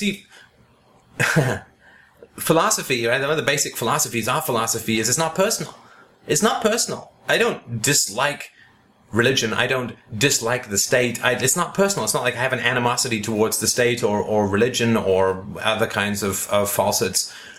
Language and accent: English; the Bible Belt, United States; I grew up in the Bible Belt and was very religious at a young age.